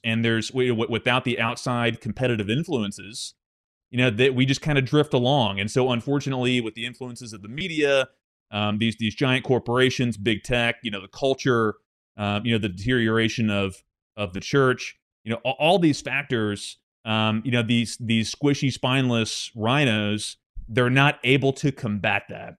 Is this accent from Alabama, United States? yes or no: no; Arkansas, United States; I'm from Arkansas, born and raised